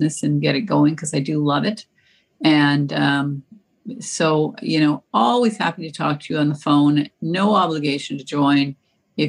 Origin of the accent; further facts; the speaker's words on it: the West, Western Canada, Canada; moved away; I grew up in the West, and my French teacher was sadly lacking